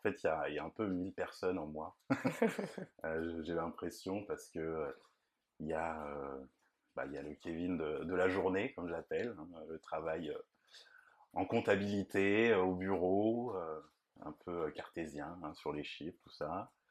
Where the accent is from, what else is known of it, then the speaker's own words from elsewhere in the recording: Nantes, Pays de la Loire, France; je suis de Nantes et j'ai toujours vécu là